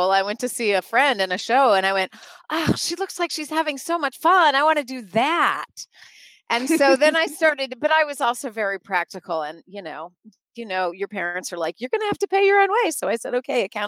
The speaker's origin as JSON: {"language": "English", "region": "North Carolina", "country": "United States", "tie": "born or raised there", "moved": "as an adult", "lives_now": "Chicago, United States", "said": "I actually grew up in North Carolina"}